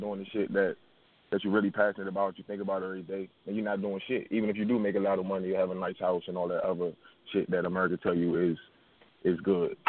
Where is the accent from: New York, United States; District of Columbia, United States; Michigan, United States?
District of Columbia, United States; Washington; I'm from, I'm from Washington D.C. and the northeast region, a little part of town called River Terrace